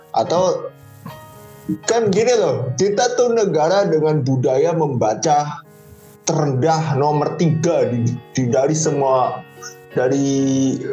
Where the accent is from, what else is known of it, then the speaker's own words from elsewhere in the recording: Kebumen, Central Java, Indonesia; gue dari Kebumen